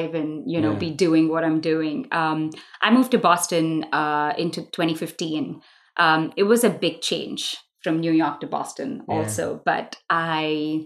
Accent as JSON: {"language": "English", "town": "Mumbai", "region": "Maharashtra", "country": "India", "tie": "born or raised there", "moved": "yes", "said": "I grew up in Mumbai when it was still Bombay, so I kind of refuse to call it Mumbai, but for the world I do. I grew up, I was born there, I was raised there."}